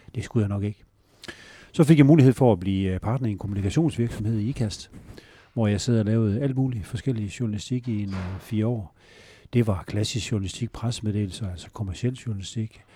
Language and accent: Danish; Northwest Jutland, Struer and Holstebro area, Central Denmark Region, Denmark; moved away; also born or lived in Aarhus; Jeg kommer fra Nordvestjylland, Struer og Holstebro-området